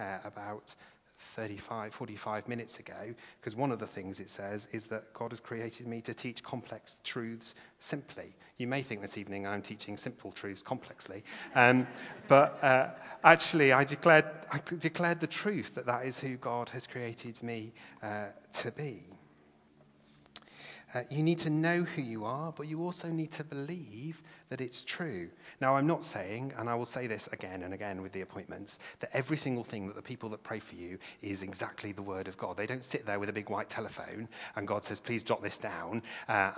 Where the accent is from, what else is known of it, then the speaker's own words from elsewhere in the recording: England, United Kingdom; English people.